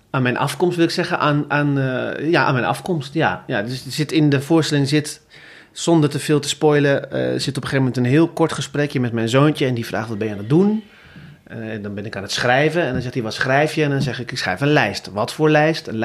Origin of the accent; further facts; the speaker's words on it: Groningen, Netherlands; now in Rotterdam, Netherlands; Ik kom uit Groningen.